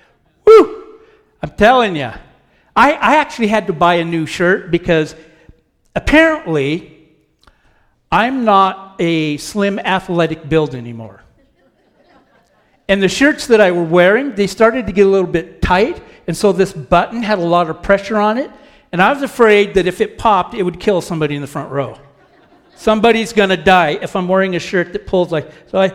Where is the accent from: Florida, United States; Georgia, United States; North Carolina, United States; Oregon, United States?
Oregon, United States; moved away; I have family out there, and I grew up in Oregon. I'm an Oregonian. I don't tan. I rust because it rains there all the time. Okay, so I grew up there